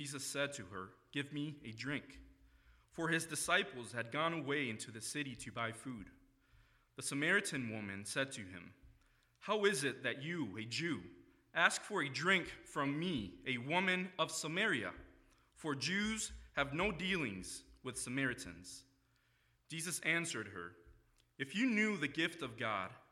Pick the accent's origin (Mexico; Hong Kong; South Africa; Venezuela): Mexico; moved away as an adult; now in Grand Rapids, United States; I am originally from Mexico. That's where I was born and lived for about half of my life.